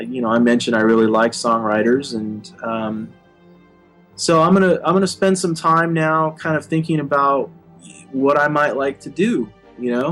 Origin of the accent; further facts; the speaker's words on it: Arizona, United States; moved away; I come from Arizona originally, and I grew up on a farm